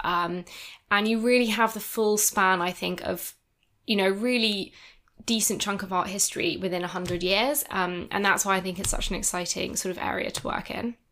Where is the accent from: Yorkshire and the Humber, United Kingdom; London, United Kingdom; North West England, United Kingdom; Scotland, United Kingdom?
Scotland, United Kingdom; Edinburgh; I am from Edinburgh